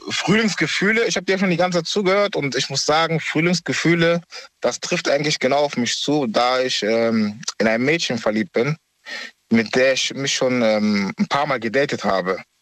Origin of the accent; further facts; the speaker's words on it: Düsseldorf, North Rhine-Westphalia, Germany; ich komme aus Düsseldorf.